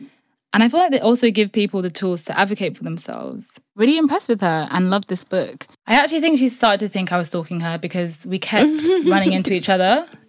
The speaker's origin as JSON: {"language": "English", "region": "England", "country": "United Kingdom", "tie": "born or raised there", "said": "I was born here, I was born in England"}